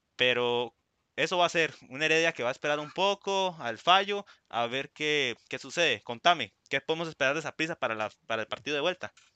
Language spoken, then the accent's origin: Spanish; Puntarenas, Costa Rica; estamos ahí anuentes como porteños